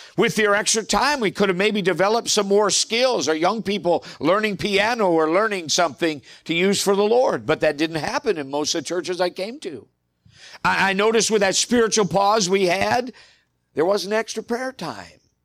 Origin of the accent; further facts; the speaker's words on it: United States; as American believers